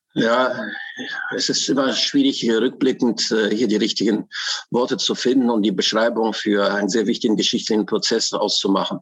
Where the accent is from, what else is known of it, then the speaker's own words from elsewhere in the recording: Germany; ich bin in der russischen äh, Immigranten äh, äh, aufgewachsen im Westen in äh, Westdeutschland, äh, in der Bundesrepublik Deutschland